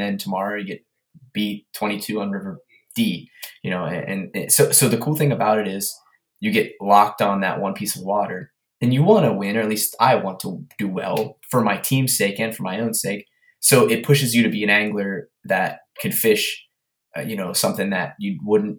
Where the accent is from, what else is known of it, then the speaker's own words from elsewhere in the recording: Pennsylvania, United States; I'm from Pennsylvania